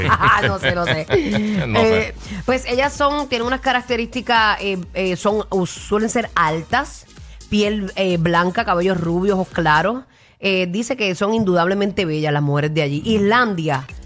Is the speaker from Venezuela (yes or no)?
no; Puerto Rico